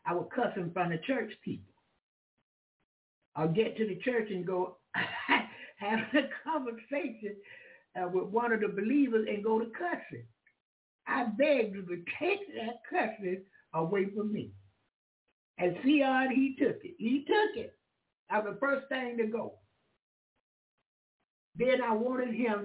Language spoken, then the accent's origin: English; Jacksonville, Florida, United States; That's my hometown, Jacksonville or Florida